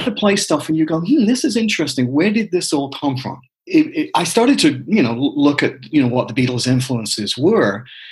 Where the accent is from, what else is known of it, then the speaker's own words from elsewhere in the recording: England, United Kingdom; moved away as an adult; I was born in 1960 and was born and raised in England.